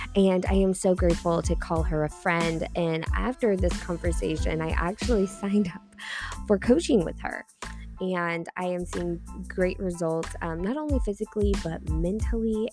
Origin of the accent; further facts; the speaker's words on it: Texas, United States; I'm from Texas